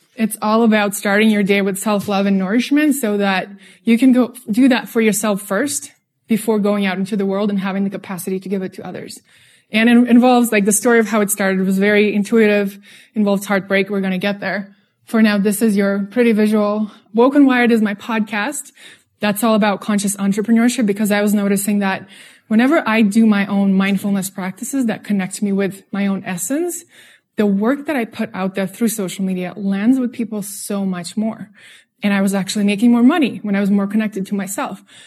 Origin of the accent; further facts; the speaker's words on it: Russia; English is a second language; moved away; also born or lived in San Francisco / New York; I'm from Russia, if you're noticing the accent.